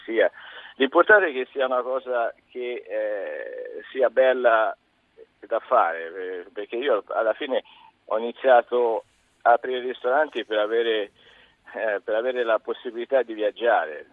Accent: Castiglione della Pescaia, Tuscany, Italy; moved away as an adult; now in Manila, Philippines; io originariamente sono di Castiglione della Pescaia in Toscana

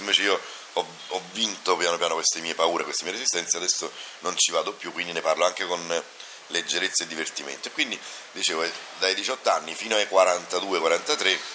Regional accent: Naples, Campania, Italy; sono di Napoli

